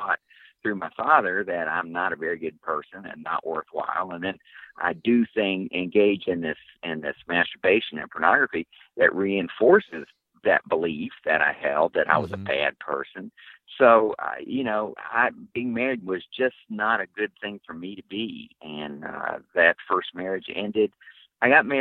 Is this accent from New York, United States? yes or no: no; West Virginia, United States; I grew up in West Virginia, in coal mining country.